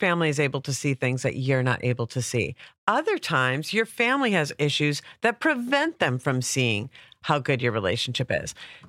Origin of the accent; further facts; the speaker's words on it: Minneapolis, Minnesota, United States; now in Los Angeles, United States; I am originally from Minneapolis by way of New York. This is one of my homelands.